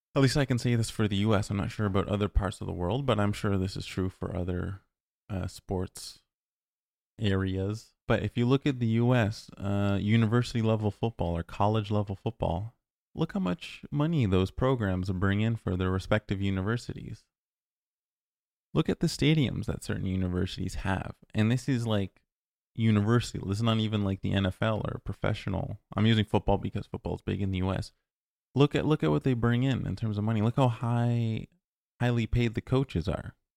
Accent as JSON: {"language": "English", "region": "Ontario", "country": "Canada", "moved": "yes", "said": "I'm originally from Ontario"}